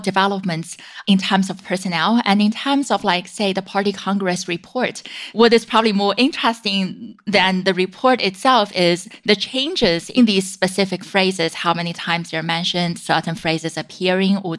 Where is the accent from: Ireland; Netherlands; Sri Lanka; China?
China; moved away as an adult; now in United States; I was born and raised in China